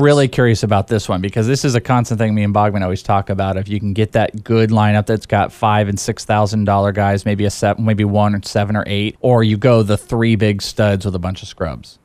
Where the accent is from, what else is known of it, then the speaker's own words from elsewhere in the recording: the Bay Area, California, United States; now in Phoenix, United States; I'm from the Bay Area